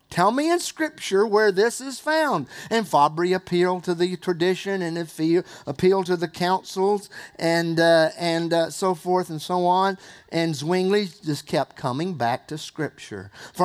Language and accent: English; Spartanburg, South Carolina, United States; accent: Southern; moved away; I grew up in Spartanburg, South Carolina. I can put on Southern accent if I want to, boy. Yes, I can. I can. But I moved up north and I got rid of it.